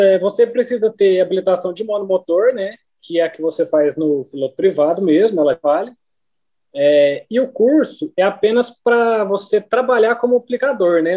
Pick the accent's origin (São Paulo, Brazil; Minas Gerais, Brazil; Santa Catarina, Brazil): Minas Gerais, Brazil; Uberlândia; also born or lived in Guarda-Mor, Minas Gerais; sou de Uberlândia, Minas Gerais, né? Nascido e criado em Uberlândia